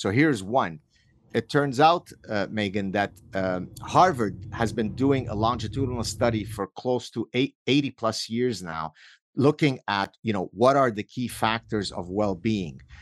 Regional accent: Lebanon; moved away; I grew up in Lebanon where we were part of the last remaining, uh, group of Jews that had not left Lebanon

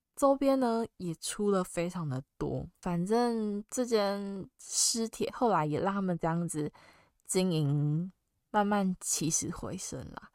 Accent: Taiwan; 我是台湾人

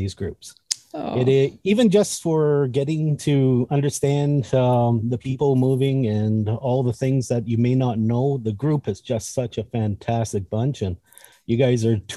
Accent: Northern Ontario, Canada; I'm born and raised in Canada. I've lived in Northern Ontario most of my

